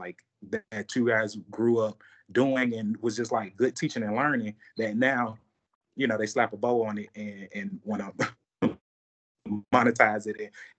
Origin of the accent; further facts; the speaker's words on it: Atlanta, Georgia, United States; You know, I admire anybody who comes from Mississippi because I'm from Atlanta.